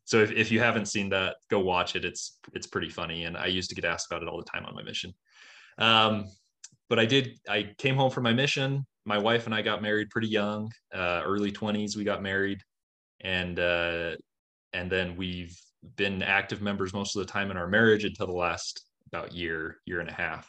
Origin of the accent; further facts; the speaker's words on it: Utah, United States; I was born and raised in Utah, just about an hour south of where I live